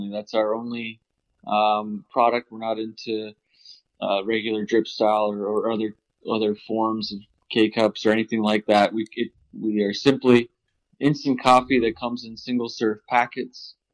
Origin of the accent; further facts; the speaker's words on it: Pennsylvania, United States; born and raised in Pennsylvania